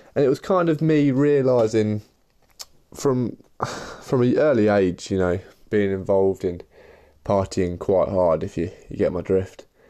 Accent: Leicester, East Midlands, United Kingdom; I'm from Leicester in the Midlands

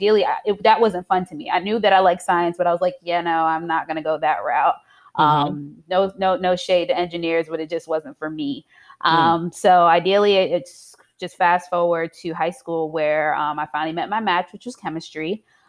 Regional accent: Queens, New York, United States; also born or lived in Piscataway; I am originally from Queens, New York, by ways of Piscataway, New Jersey.

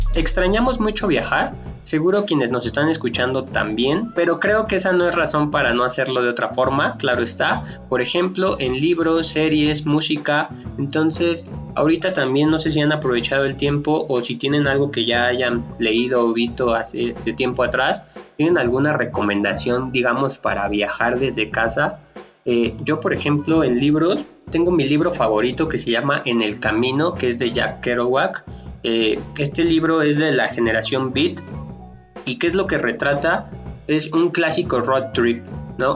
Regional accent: Mexico City, Mexico; en la Ciudad de México, que es de donde soy yo

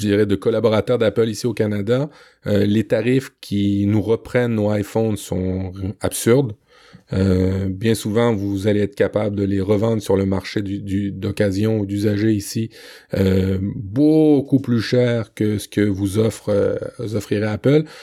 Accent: Le Havre, Normandy, France; quand j'étais petit en Normandie, euh, sur la plage du Havre

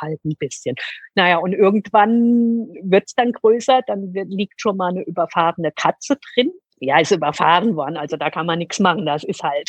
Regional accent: Germany; hier bei uns in Deutschland

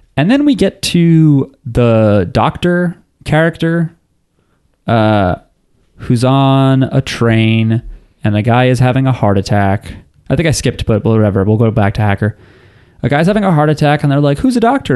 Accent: New Jersey, United States; We don't have accents. We're from New Jersey.

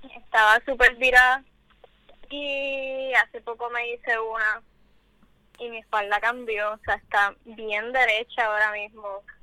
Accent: Puerto Rico; nos identifican como puertorriqueñas, como caribeñas

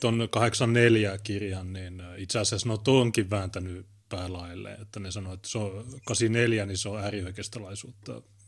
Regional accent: Oulu, North Ostrobothnia, Finland; Meillä Oulussa

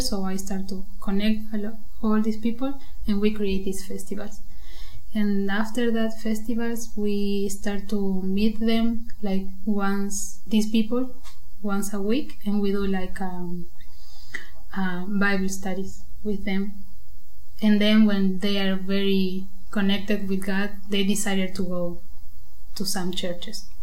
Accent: Buenos Aires, Argentina; moved away as an adult; now in Germany; I came from Argentina. I'm from Buenos Aires

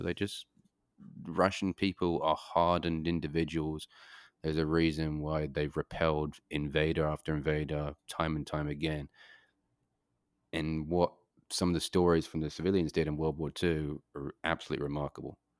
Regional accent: United Kingdom; moved away; I grew up in Great Britain

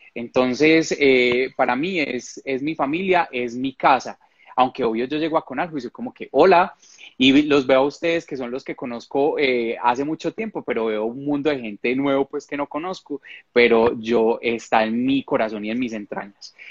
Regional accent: Medellín / Rionegro, Antioquia, Colombia; also born or lived in Cali; yo soy de Medellín, pero me fui a vivir a un pueblo, a Río Negro, muy cerca a La Ceja

